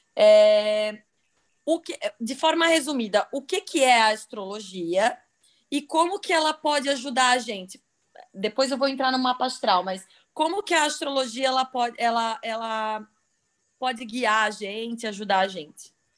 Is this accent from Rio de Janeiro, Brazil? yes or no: no; Santa Catarina, Brazil; sou de Santa Catarina